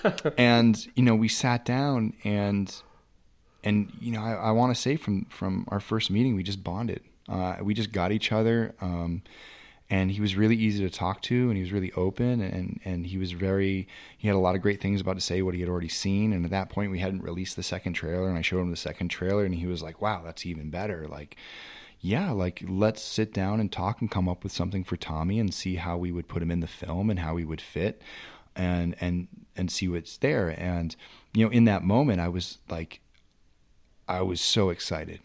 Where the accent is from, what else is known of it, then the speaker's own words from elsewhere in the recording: New England, United States; I'm from New England